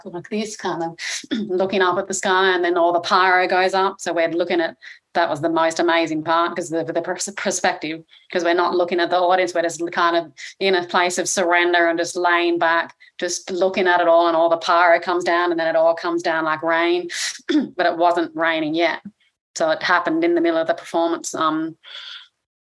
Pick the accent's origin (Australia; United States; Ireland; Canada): Australia; I grew up in Australia